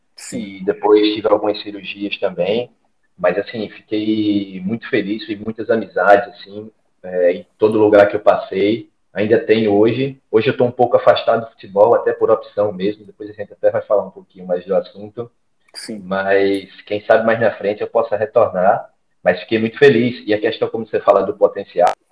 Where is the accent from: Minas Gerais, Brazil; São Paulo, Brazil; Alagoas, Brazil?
Alagoas, Brazil; Maceió; sou alagoano, sou de Maceió.